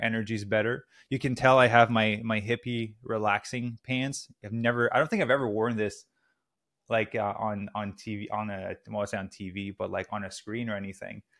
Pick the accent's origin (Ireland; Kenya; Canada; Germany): Canada; moved away as an adult; also born or lived in Squamish, British Columbia; now in Los Angeles, United States; I'm Canadian originally. We're currently in Los Angeles.